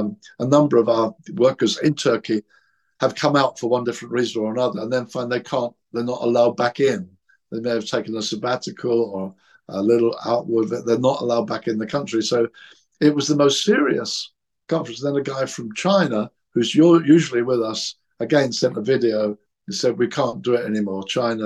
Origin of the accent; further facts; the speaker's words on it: England, United Kingdom; I'm English. I'm Christian.